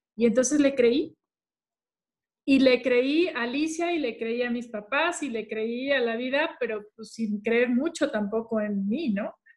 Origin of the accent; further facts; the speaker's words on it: Culiacán, Sinaloa, Mexico; nosotros somos de Culiacán